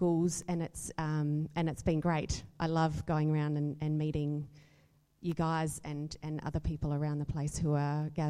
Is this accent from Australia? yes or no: yes; Adelaide, South Australia, Australia; moved away as an adult; also born or lived in Perth / Hong Kong; I'm an Adelaide girl from growing up. Actually, I was born in Perth, but I call myself an Adelaide girl because I moved here when I was five